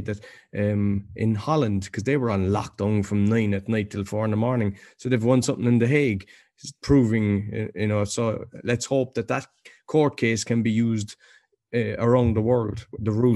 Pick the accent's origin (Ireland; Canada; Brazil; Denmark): Ireland; now in Poland; being Irish